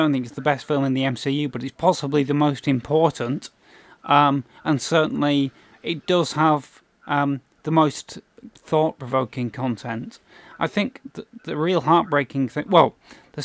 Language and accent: English; United Kingdom; We're obviously British.